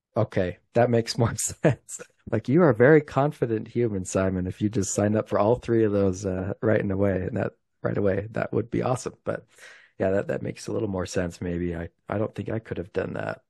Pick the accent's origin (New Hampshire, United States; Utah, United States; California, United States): Utah, United States; I'm from Utah